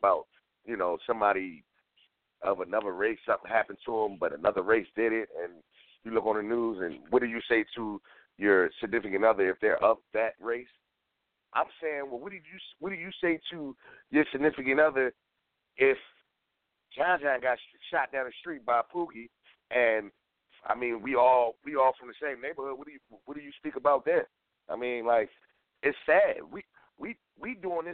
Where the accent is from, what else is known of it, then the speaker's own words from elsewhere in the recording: United States; I'm American